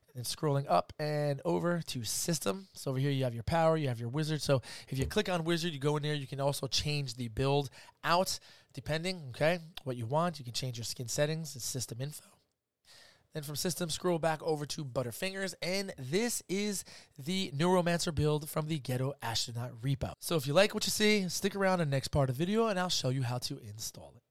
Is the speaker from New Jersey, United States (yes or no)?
yes; New Jersey, United States; I'm from Jersey